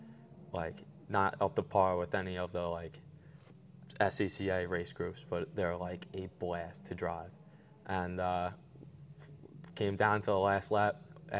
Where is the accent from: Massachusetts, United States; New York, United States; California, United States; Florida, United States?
New York, United States; Long Island; We're from Long Island